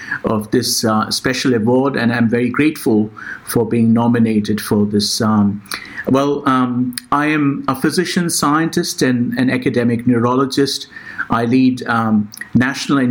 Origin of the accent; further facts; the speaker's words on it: India; moved away; I was born in India, and we had very limited resources